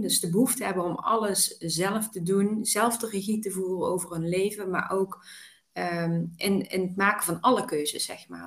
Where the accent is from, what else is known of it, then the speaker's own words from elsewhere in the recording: Weert, Limburg, Netherlands; geboren en getogen in Weert